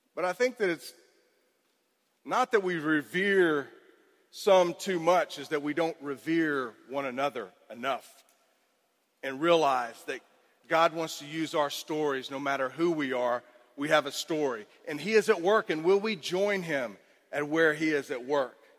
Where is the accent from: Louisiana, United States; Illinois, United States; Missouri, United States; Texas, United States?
Texas, United States; Cypress; I grew up in Cypress, Texas